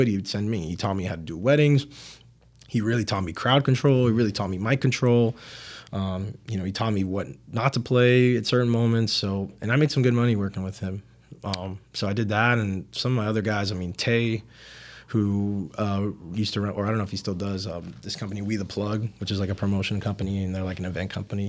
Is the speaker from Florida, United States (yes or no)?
yes; Miami, Florida, United States; I'm from Miami